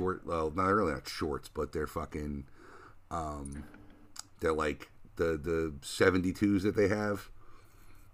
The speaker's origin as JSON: {"language": "English", "region": "New Jersey", "country": "United States", "moved": "yes", "said": "I'm from North Jersey"}